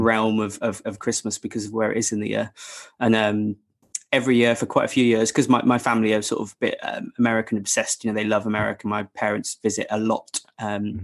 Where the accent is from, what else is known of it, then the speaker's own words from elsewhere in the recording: England, United Kingdom; I'm a proper Englishman